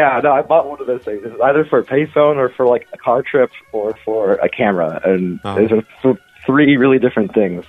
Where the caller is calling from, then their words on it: Tempe, Arizona, United States; I'm calling from Tempe, Arizona.